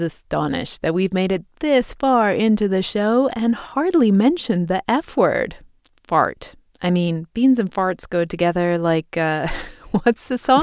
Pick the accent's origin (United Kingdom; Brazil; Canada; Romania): United Kingdom; England; moved away; This is not something I grew up eating in England